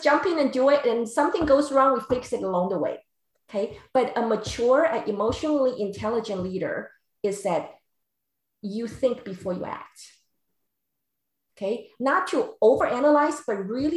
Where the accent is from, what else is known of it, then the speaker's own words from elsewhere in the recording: Taiwan; now in San Diego, United States; I grew up in Taiwan.